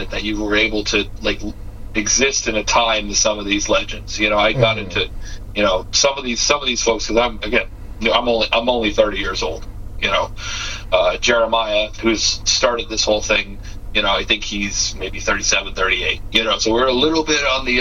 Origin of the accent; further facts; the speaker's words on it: Massachusetts, United States; I'm from Massachusetts